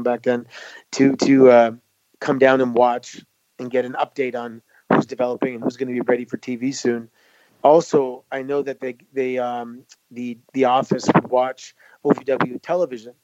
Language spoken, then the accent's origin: English; Mississauga, Ontario, Canada; Growing up in Mississauga at the time that we did